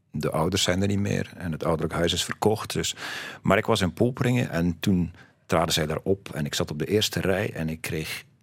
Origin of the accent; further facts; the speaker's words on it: West Flanders, Belgium; accent: West Flemish; en zelfs als ik West-Vlaamse vrienden ontmoet, dan heb ik nog altijd mijn accent, denk ik